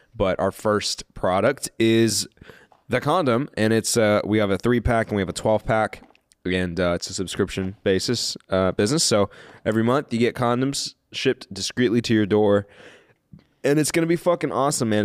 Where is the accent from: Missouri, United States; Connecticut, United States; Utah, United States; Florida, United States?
Missouri, United States; Kansas City; I'm from Kansas City. I was born in Kansas City